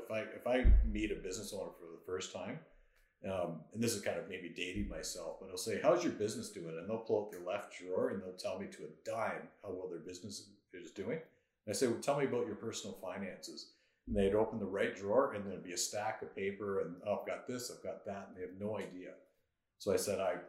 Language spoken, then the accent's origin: English; Barrie, Ontario, Canada; also born or lived in Kingston, Ontario; I grew up in Barrie. So I was, parents moved there when I was 2 years old. Stayed there till I went to university.